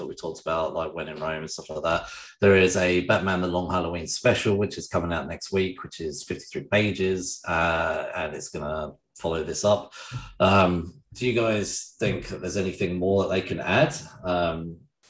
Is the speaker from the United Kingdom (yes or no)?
yes; England, United Kingdom; I'm just English